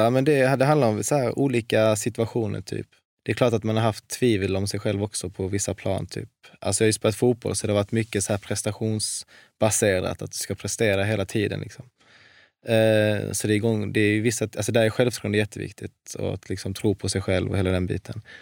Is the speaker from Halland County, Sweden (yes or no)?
yes; Varberg, Halland County, Sweden; Jag är, från Varberg.